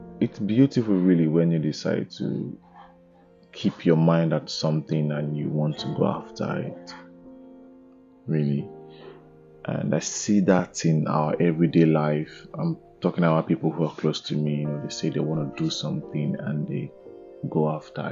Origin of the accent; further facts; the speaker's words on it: Nigeria; growing up there was this sense of pride when it's Independence Day. You know, I remember me looking forward to, you know, Independence Day. I remember, you know, trying to get Nigerian flag